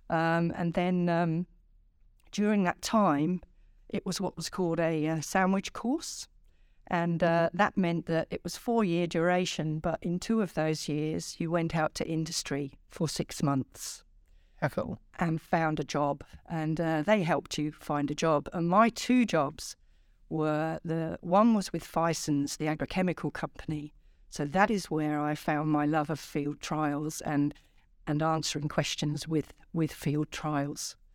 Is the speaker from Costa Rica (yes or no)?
no; England, United Kingdom; also born or lived in London / Singapore; I was born in London, so really in the south of England, and uh, shortly after that, my father was posted to Singapore. So I spent uh, the first probably four or five years of my childhood in in Singapore